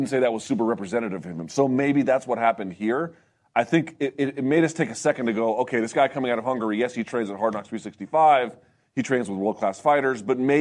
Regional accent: Virginia, United States; I'm from Virginia

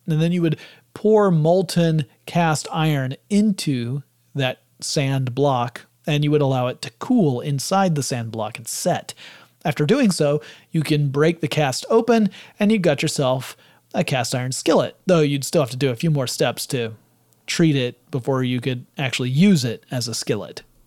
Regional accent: the South, United States; I'm from the South

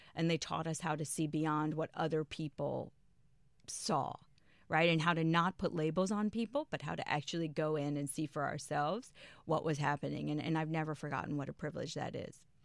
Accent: Prince George's County, Maryland, United States; I grew up in Maryland

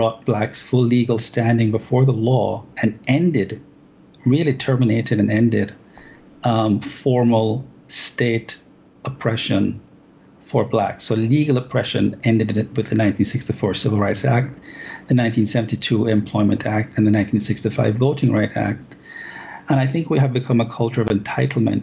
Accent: Jamaica; moved away as an adult; now in United States; I was born and raised in Jamaica. I came to America when I was around 20

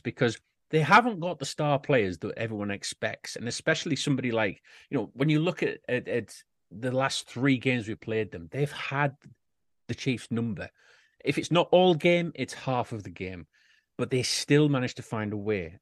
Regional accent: United Kingdom; We, us Brits

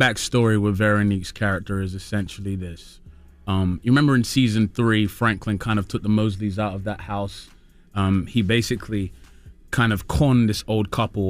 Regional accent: Peckham, London, United Kingdom

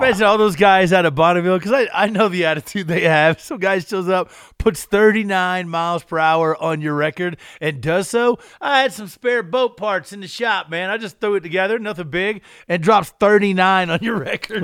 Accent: Eastern Kentucky, United States; I'm from Eastern Kentucky. We dug coal. We didn't roll it

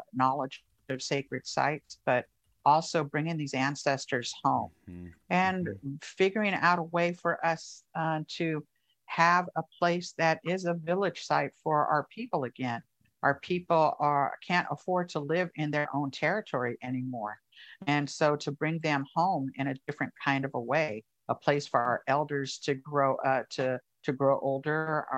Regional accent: Oakland, California, United States; I grew up here in Oakland

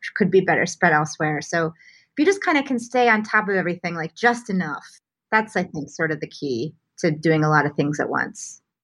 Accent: Omaha, Nebraska, United States; moved away as an adult; also born or lived in New York; now in Los Angeles, United States; I grew up in Omaha, Nebraska, uh, and had a a fairly conventional Midwestern childhood.

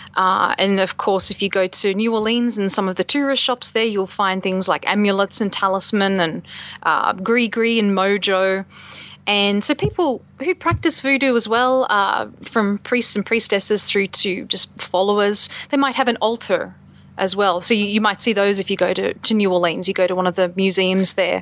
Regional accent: Australia; moved away as an adult; now in United States; my experiences as an Australian living in the States

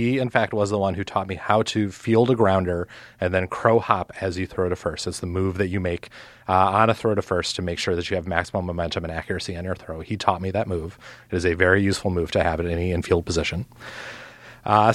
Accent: Milwaukee, Wisconsin, United States; I'm from Milwaukee

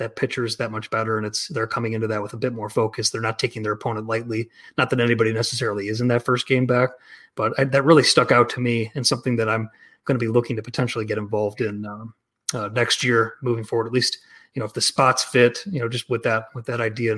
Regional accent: Chicago, Illinois, United States; it's nice seeing the Cubs, my hometown team, with a nice little start

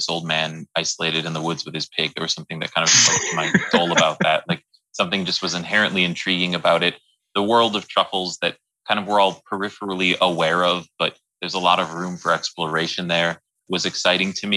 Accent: Wisconsin, United States; moved away; I'm from Wisconsin originally, and I adore my family

